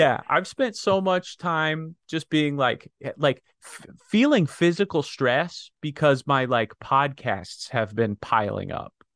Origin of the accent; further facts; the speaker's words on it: Pennsylvania, United States; some idiot that I grew up with in Pennsylvania